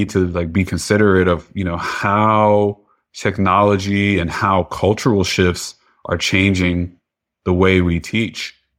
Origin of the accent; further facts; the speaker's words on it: Piscataway, New Jersey, United States; Yeah, so I grew up in New Jersey, Central Jersey, down the street from Rutgers University, actually, in Piscataway.